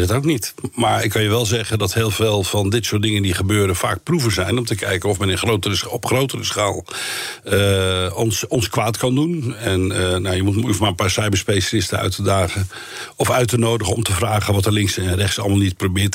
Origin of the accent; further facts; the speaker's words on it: Netherlands; wij zijn Nederlanders